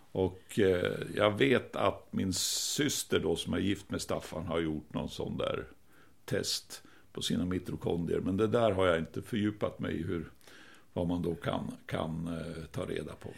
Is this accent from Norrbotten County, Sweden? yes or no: yes; Piteå, Norrbotten County, Sweden; now in Stockholm, Sweden; vi är från Piteå. Ursprungligen jag och min fru, både jag och min fru